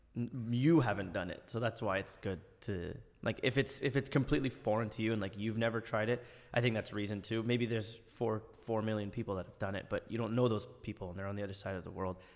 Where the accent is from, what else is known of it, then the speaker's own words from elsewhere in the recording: Ottawa, Ontario, Canada; I tell people I'm from Canada. Oh, Montreal, Toronto? I'm like, no, no, Ottawa, like, the capital of the country.